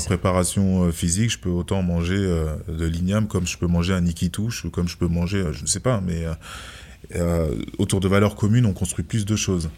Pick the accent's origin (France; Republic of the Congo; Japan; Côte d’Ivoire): France; Je suis né en France